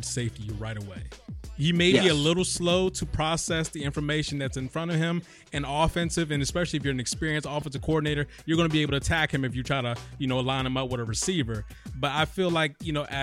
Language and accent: English; Maryland, United States; I'm from Maryland, so, you know, UMD.